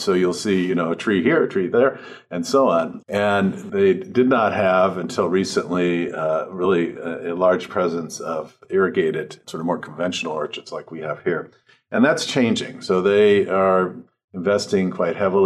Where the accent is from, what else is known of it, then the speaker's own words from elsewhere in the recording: Los Angeles, California, United States; moved away as an adult; also born or lived in New York / Venezuela / Brazil; I grew up in Los Angeles